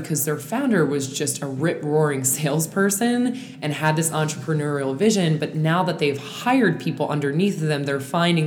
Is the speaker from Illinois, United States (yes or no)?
no; Calvert County, Southern Maryland, United States; we are from Southern Maryland, Calvert County, Maryland, which is the smallest, literally the smallest county in Maryland